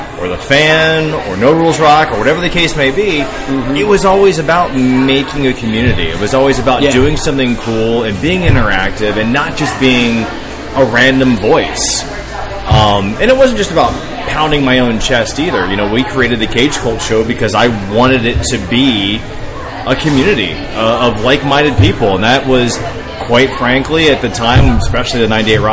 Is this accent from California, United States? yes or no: no; West Palm Beach, Florida, United States; now in Tampa, United States; I'm from South Florida, from West Palm Beach